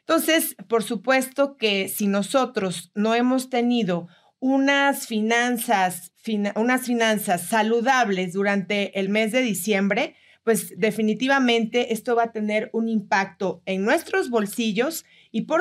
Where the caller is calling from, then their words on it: Bogotá, Colombia; Hola Coca, buenas tardes. … de Bogotá, Colombia. Yo trabajé el año pasado durante 20 años, más de 20 años, por una forma de contratación aquí en Colombia que se llama por nómina.